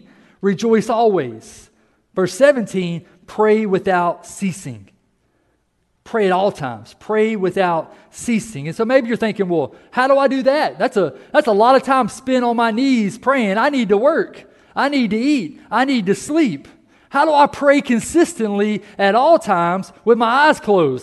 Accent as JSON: {"language": "English", "country": "United States", "said": "we are an American"}